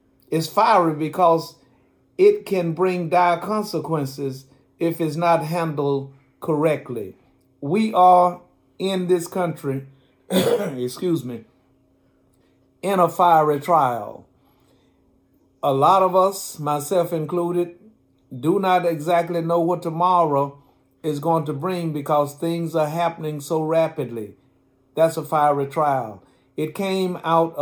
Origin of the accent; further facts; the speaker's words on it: United States; being an American